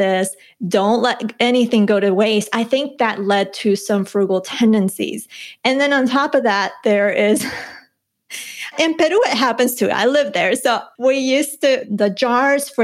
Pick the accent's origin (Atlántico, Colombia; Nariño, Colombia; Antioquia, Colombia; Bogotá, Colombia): Bogotá, Colombia; moved away; I'm from Bogota, Colombia. I was born in Colombia and was there through my childhood.